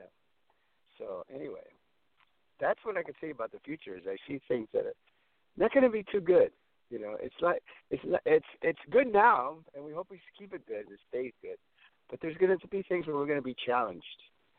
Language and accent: English; San Antonio, Texas, United States; moved away; I was born in San Antonio, Texas. I'm like the third, fourth-generation Texan.